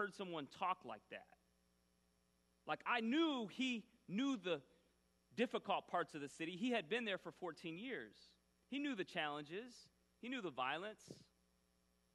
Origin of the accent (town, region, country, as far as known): Grand Rapids, Michigan, United States; born or raised there